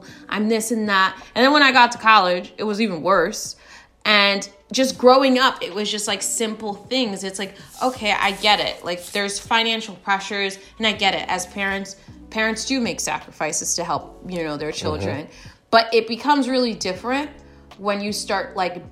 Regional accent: United States; I was born in the States

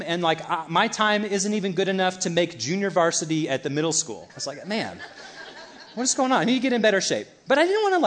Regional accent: United States; American Christians or Element Church Christians

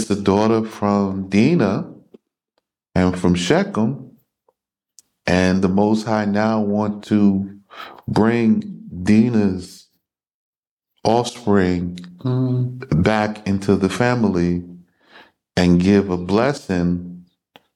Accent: United States; moved away as an adult; I was born in America, I know the customs and the cultures

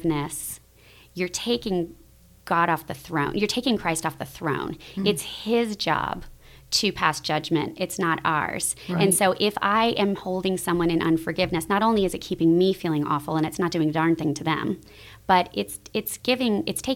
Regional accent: Vermont, United States; moved away; I grew up in Protestant churches in small towns that were not Southern Protestant churches by any stretch of the imagination. So it was in Vermont and, you know, in other places.

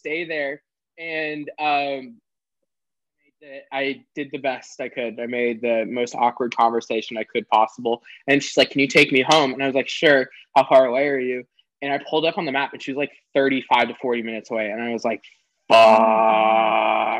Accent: the South, United States; growing up in the South

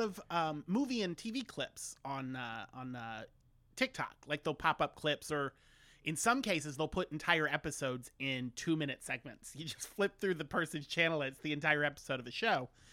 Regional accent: Orlando, Florida, United States; I'm from Orlando.

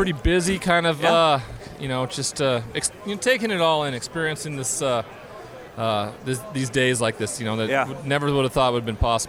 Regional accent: Montana, United States; I grew up in Montana.

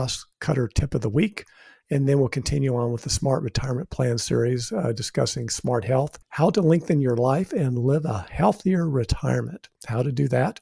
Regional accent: New Mexico, United States; I'm from New Mexico

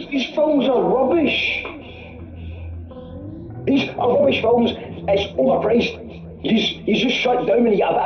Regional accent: Scotland, United Kingdom; I'm Scottish, actually, Scottish

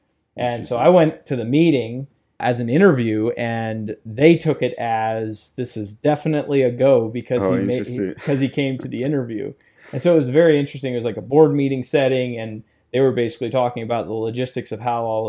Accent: Martinsburg, Ohio, United States; I grew up in Martinsburg, small rural community, and basically I was a terrible student in school, which was really interesting.

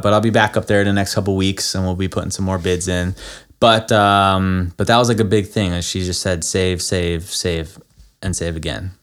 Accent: Florida, United States; moved away; also born or lived in Nevada / San Francisco; I grew up in Florida

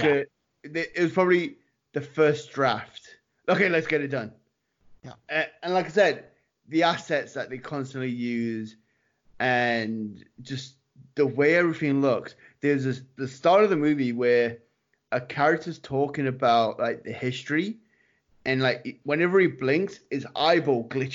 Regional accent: Winnipeg, Manitoba, Canada; I'm from Winnipeg

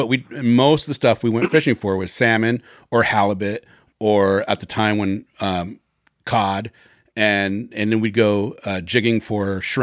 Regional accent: Washington, United States; I grew up salmon fishing. I grew up in Washington State. And I grew up on the peninsula. And then on top of that, I grew up on a peninsula on the peninsula. So it was very much like growing up on an island.

